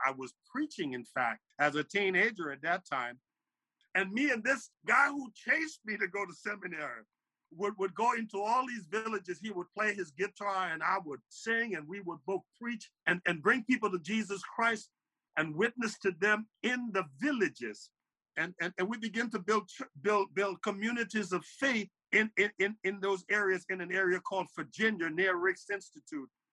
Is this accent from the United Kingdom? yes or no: no; Monrovia, Montserrado, Liberia; now in New Jersey, United States; I'm originally from Liberia, West Africa. I was born in uh, in, in Monrovia